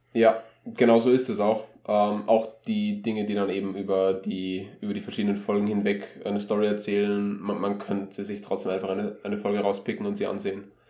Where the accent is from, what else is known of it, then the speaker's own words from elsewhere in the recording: Austria; wir als Österreicher